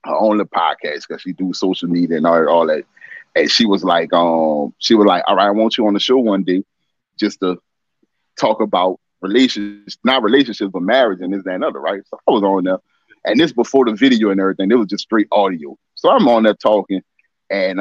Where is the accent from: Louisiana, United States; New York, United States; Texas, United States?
Louisiana, United States; New Orleans; Born and raised here in New Orleans